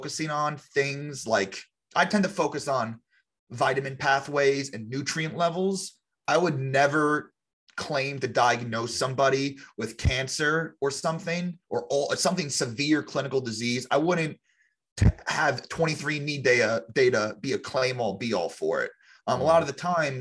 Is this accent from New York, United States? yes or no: yes; Long Island, New York, United States; I grew up on Long Island, New York